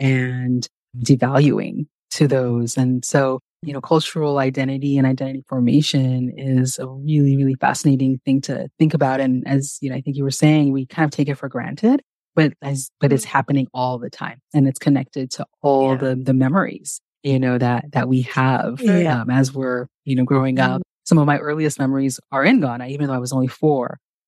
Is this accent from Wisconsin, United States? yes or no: no; California, United States; And growing up in California, it was a pretty diverse place, especially if I look back to the area that I grew up in.